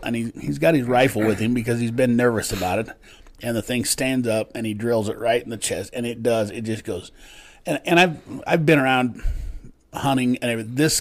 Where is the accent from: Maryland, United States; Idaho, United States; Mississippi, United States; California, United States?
Idaho, United States; Preston; moved away; I'm from Idaho, which is I'm actually from Preston, where they did that Napoleon Dynamite movie